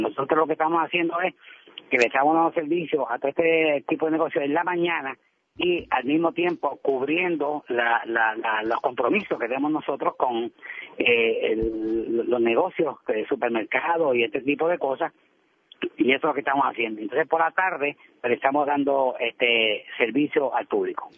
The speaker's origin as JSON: {"language": "Spanish", "country": "Puerto Rico", "said": "como puertorriqueños"}